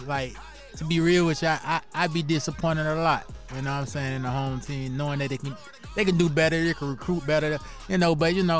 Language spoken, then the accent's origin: English; Carolina, United States; You know, I'm from Carolina.